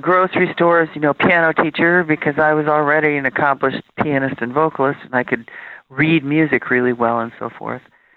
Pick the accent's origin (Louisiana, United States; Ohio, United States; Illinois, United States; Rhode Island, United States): Illinois, United States; Chicago; now in Los Angeles, United States; I grew up on the far south side of Chicago